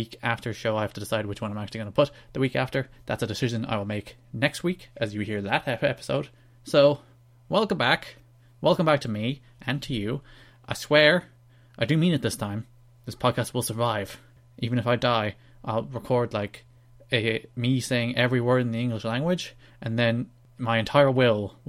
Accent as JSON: {"language": "English", "country": "Ireland", "said": "I'm Irish"}